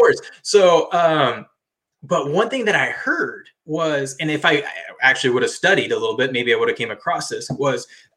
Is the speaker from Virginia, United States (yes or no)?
no; Washington, United States; I'm from Washington, so Pac-12